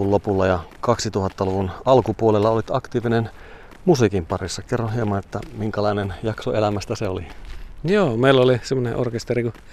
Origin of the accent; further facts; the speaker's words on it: Lappeenranta, South Karelia, Finland; born there; now in Kittilä, Finland; Mä oon syntynyt Lappeenrannassa ja